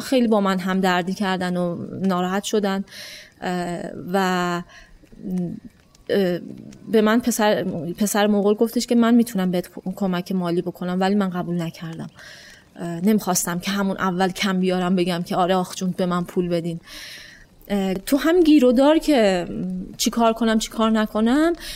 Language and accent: Persian; Iran; من از ایران میام